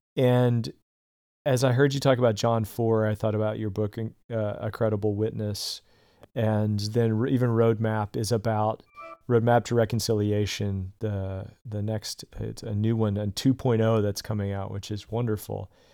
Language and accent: English; the South, United States; I grew up in the South